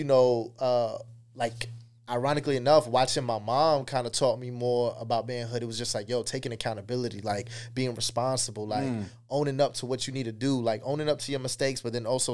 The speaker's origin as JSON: {"language": "English", "town": "Tampa", "region": "Florida", "country": "United States", "tie": "born or raised there", "also_born_or_lived": "Queens, New York", "said": "I say Tampa because this is where I got my first fight, my first kids"}